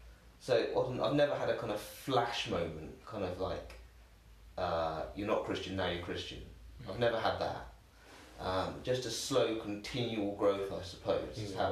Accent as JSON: {"language": "English", "town": "Reading", "region": "South East England", "country": "United Kingdom", "tie": "born or raised there", "also_born_or_lived": "Tower Hamlets, London", "said": "I can't really call myself a Cockney. I don't think it qualifies. I don't think 3 weeks somewhere actually qualifies. So I've been in Reading since I was 3 months old."}